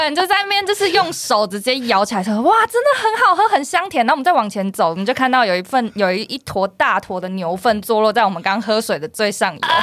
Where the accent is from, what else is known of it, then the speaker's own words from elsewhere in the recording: Taiwan; 我们是台湾人